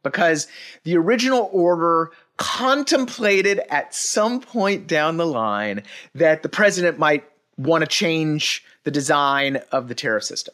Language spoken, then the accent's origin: English; Dallas, Texas, United States; was born and raised in Dallas